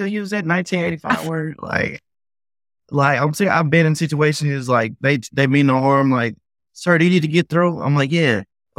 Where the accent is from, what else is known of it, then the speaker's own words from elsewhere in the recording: the South, United States; like you said, growing up in the South, you got to have thick skin